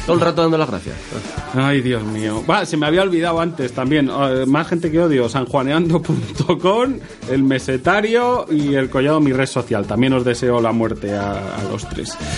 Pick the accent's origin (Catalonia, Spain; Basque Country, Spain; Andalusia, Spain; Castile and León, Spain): Castile and León, Spain; Segovia; soy de Sagovia.